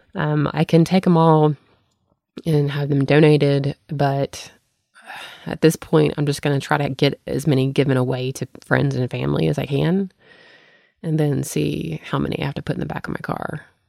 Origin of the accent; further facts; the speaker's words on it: the South, United States; moved away; I grew up in the South without sprinkler systems